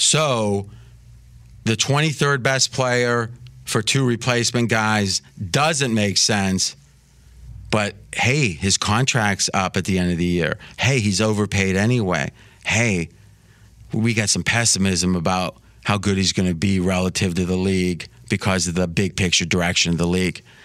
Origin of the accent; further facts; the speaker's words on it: Ohio, United States; I grew up in Ohio